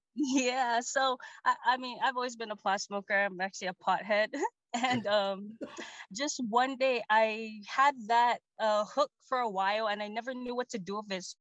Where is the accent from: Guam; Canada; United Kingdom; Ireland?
Guam; now in Seattle, United States; I'm originally from the island of Guam.